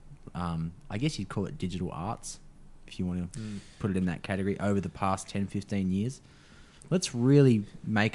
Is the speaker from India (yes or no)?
no; Australia; As an Australian